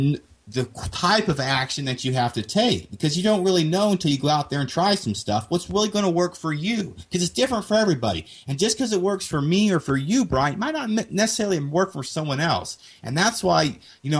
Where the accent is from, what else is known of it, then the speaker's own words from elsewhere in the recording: Kansas, United States; moved away; I'm originally from Kansas